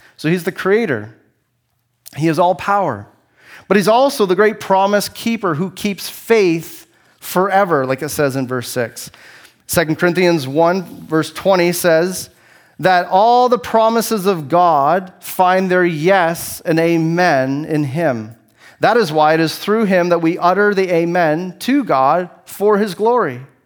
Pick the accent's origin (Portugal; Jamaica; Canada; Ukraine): Canada; I only have one passport. It says, it says that I'm Canadian